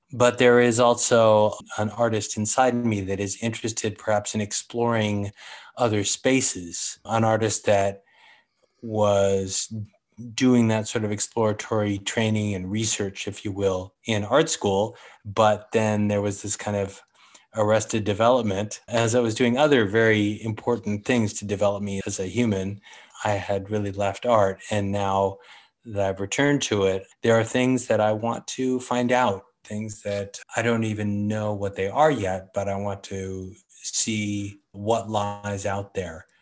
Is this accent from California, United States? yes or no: yes; San Francisco, California, United States; I was born on Telegraph Hill. Grew up there until college, really